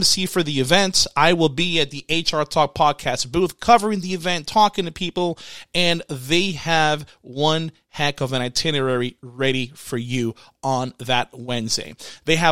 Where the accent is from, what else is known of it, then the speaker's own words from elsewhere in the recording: Puerto Rico; I grew up in Puerto Rico, so most of the households I stayed in in Puerto Rico, they have chickens in the back.